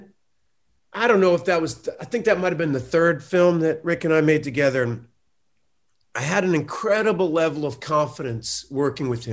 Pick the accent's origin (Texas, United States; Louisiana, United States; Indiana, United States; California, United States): Texas, United States; Austin; I'm from Austin